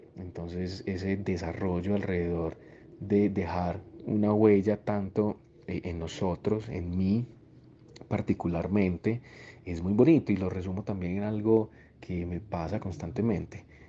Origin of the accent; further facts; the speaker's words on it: Copacabana, Antioquia, Colombia; also born or lived in Medellín; Yo nací en Medellín, pero fui criado toda la vida en un municipio de Antioquia que es muy cercano a Medellín, que se llama Copacabana.